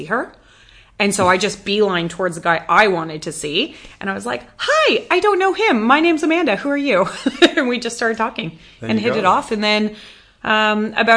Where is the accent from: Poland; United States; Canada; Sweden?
Canada; moved away as an adult; now in Western Australia, Australia; after growing up in Canada